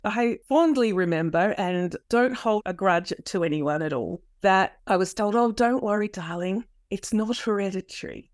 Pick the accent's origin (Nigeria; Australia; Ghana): Australia; South Australia; dad, he was a South Australian police officer. We always lived rurally. What that meant was that we would move around the state a lot.